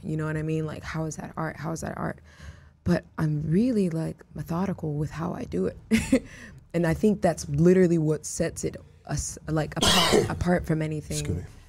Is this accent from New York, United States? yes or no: no; Houston, Texas, United States; also born or lived in Miami, Florida; I was raised in Houston, you know? like those were my formative years.